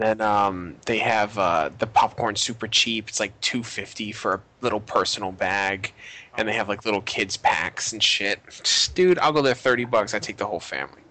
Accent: Boston, Massachusetts, United States; I'm from not New York City. I'm from Boston

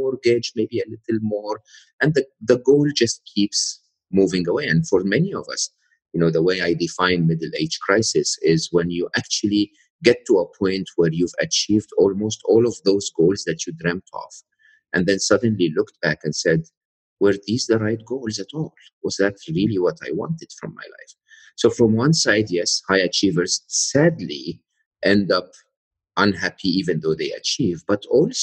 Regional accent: Egypt; moved away as an adult; I'm Egyptian, born and raised in Egypt, educated in a public university and public school in Egypt

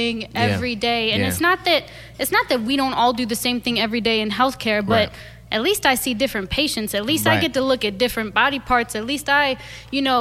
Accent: St. Louis, Missouri, United States; moved away; I was born and raised in St. Louis.

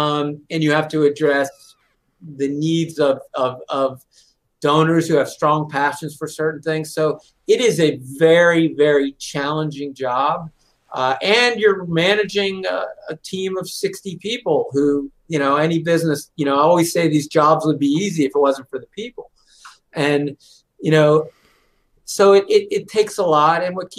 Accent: Pittsburgh, Pennsylvania, United States; now in Atlanta, United States; So I grew up in Pittsburgh.

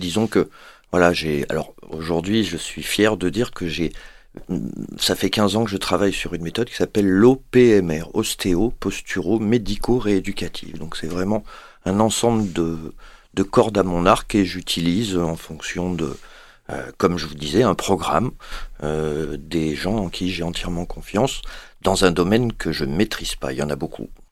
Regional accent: Paris, Île-de-France, France; moved away as an adult; now in Montpellier, France; moi je suis parisien au départ

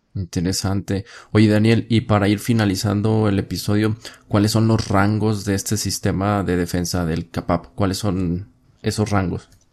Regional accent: Mexico; Tú y yo que somos mexicanos, vivimos aquí

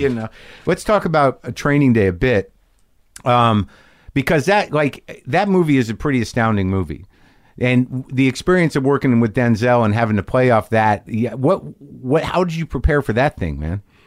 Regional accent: New Mexico, United States; I grew up in New Mexico.

